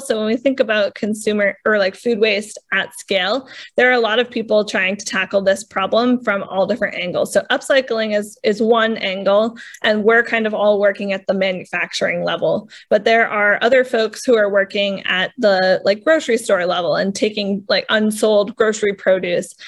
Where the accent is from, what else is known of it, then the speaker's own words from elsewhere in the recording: New England, United States; I feel like I'm from New England.